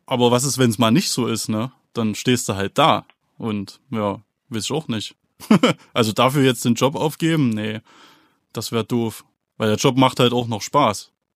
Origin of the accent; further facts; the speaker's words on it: Thuringia, Germany; wir sind Thüringer Jungs und das werden wir auch bleiben